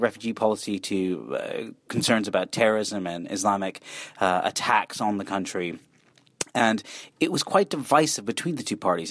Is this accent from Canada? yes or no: yes; Canada; moved away; I'm Canadian myself